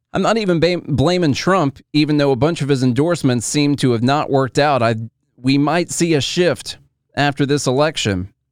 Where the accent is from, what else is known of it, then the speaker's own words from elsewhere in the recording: Illinois, United States; I'm from Illinois.